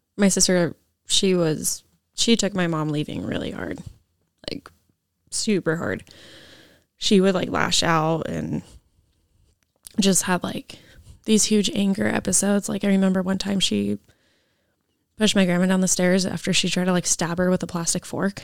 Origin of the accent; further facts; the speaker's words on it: Issaquah, Washington, United States; so I grew up in Issaquah, and then I lived with my grandparents over there